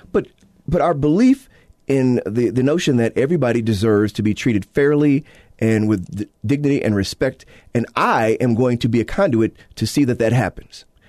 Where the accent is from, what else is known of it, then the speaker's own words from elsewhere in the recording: Illinois, United States; now in Utah, United States; my state of Illinois, my home state, uh, my native state of Illinois